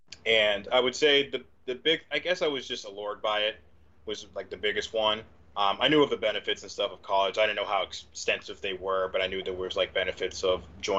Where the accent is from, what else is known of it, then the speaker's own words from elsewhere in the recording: Norristown, Pennsylvania, United States; also born or lived in Philadelphia, Pennsylvania; it's pretty much Norristown. I was born in South Philly, and I moved back and forth between living with my grandmother, then my mom. Then my dad, and I had a little runabout growing up, but essentially I ended up settling in Norristown.